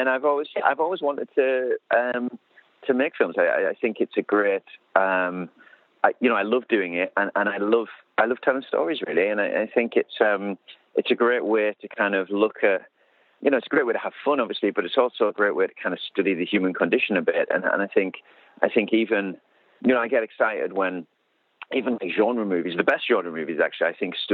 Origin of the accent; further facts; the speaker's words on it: United Kingdom; I'm British.